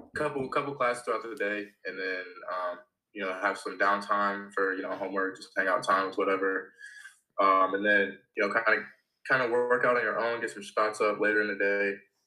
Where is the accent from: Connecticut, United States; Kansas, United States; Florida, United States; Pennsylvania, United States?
Kansas, United States; Lawrence; now in South Dakota, United States; So, growing up in Lawrence, it's another college town.